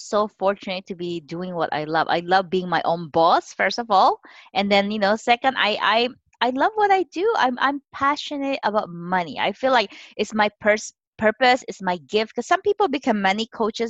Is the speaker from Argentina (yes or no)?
no; Philippines; moved away as an adult; now in San Francisco Bay Area, United States; I'm Chinese. I was born and raised in the Philippines